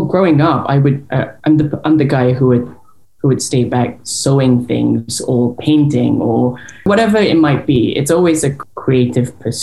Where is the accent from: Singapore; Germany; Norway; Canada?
Singapore; moved away as an adult; now in London, United Kingdom; I am Singaporean, born and raised. I lived there till I was the age of 20